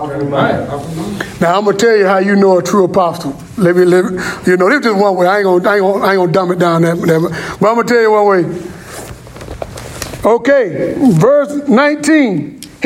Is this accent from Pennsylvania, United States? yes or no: no; Florida, United States; I'm from Florida